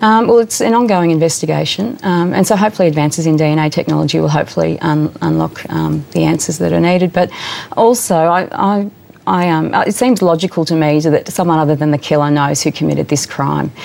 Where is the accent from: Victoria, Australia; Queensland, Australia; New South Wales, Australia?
Victoria, Australia; Southwest; I grew up in Southwest Victoria.